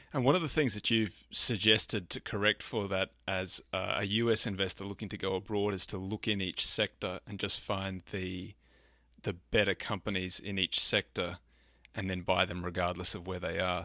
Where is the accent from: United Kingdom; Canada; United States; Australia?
Australia; being Australian